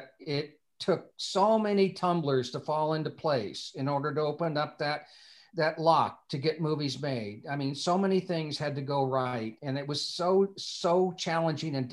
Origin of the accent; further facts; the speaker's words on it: Bloomington, Indiana, United States; growing up in Bloomington, we went to the 500 every year